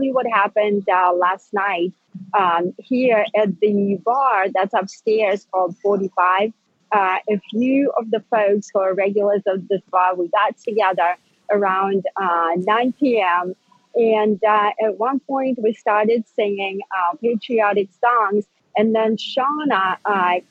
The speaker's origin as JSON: {"language": "English", "country": "Russia", "tie": "born or raised there", "moved": "yes", "lives_now": "United States", "said": "I am an immigrant from Soviet Russia, right? I grew up with totalitarianism"}